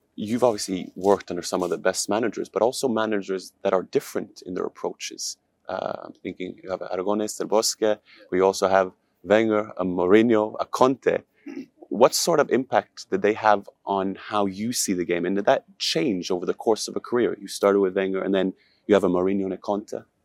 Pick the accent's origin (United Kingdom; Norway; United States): Norway; I'm from Norway